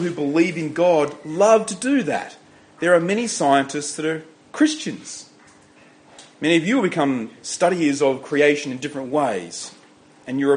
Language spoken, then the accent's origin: English; Riverina, New South Wales, Australia; I grew up in the Riverina, it's infested by pine trees